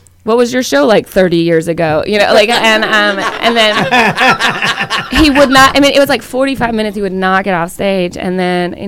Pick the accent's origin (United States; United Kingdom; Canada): United States; the South; moved away; also born or lived in California; I grew up in the South